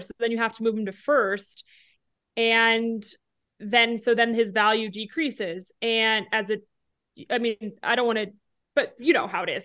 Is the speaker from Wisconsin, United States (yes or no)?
no; Denver, Colorado, United States; moved away as an adult; also born or lived in Fayetteville, Arkansas / Casper, Wyoming; I grew up in Denver